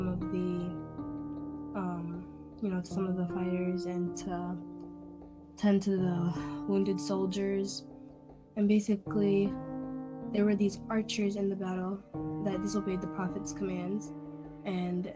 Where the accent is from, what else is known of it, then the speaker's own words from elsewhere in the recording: United States; I'm American, I'm Muslim